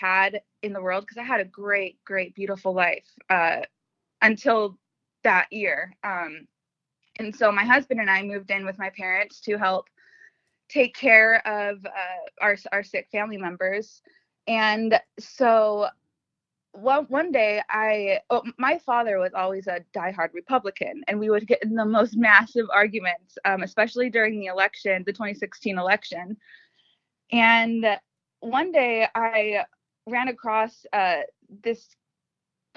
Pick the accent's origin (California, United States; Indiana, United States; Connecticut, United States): California, United States; Los Angeles; moved away as an adult; now in Arizona, United States; I was born and raised in Los Angeles, California for my entire life